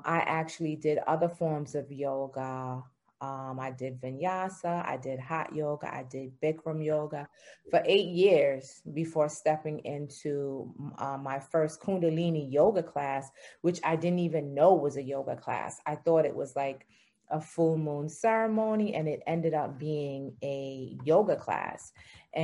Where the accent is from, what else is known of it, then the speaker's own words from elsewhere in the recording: New York, United States; also born or lived in England; I'm from New York